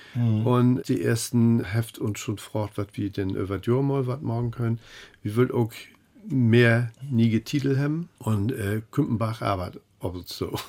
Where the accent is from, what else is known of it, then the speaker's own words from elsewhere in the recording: Hamburg, Germany; als Hamburger sage ich ja ob.